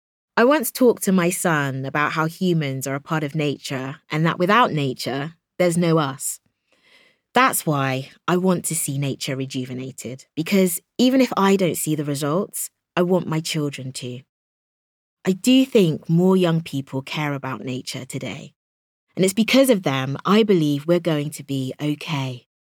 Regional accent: Minnesota, United States; now in United Kingdom; I was born and raised in Minnesota in the US. At weekends, we stayed with friends in the country and we'd have bonfires under the stars.

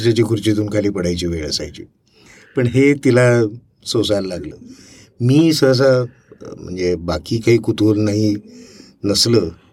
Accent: Thane, Maharashtra, India; also born or lived in Amravati; now in Pune, India; मी तसं वाढलो नानाचा मोठा झालो शिकलो वगैरे ठाण्याला आता जरी मी पुणेकर असलो तरी पण माझा जन्म आहे अमरावतीचा

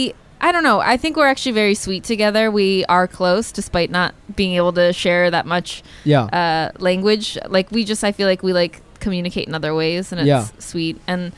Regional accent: Chicago, Illinois, United States; moved away; I am going to Seattle, which is not home. I'm from Chicago, right, originally.

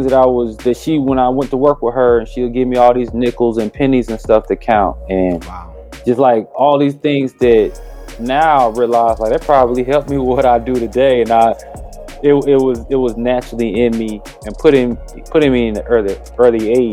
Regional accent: Durham, North Carolina, United States; I'm from Durham, North Carolina

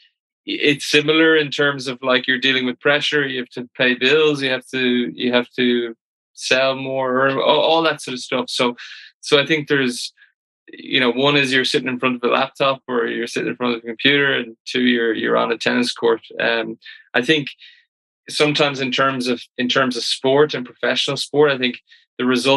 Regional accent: Ireland; as all Irish people

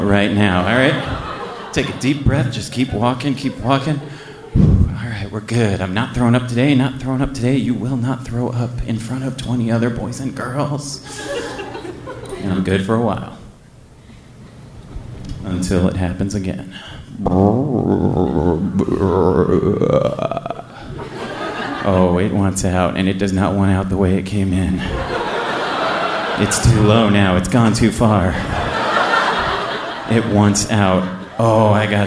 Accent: United States; We're from the States

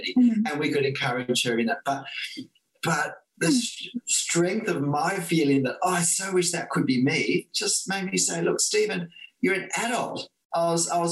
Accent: Australia; I'm Australian

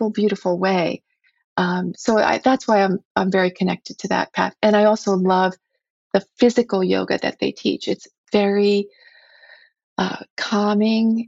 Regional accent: United States; as an American woman

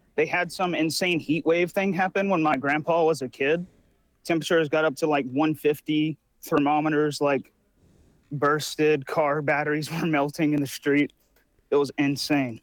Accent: Kopperl, Texas, United States; my hometown where I'm from is called, uh, Copperell, Texas

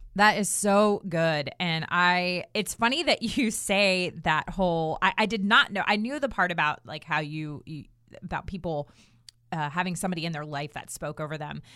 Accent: Durham, North Carolina, United States; right here in my hometown of Durham, North Carolina

